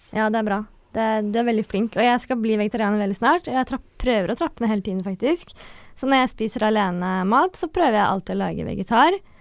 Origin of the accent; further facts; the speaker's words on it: Northern Norway, Norway; accent: Northern Norwegian; jeg snakker veldig mye nordnorsk dialekt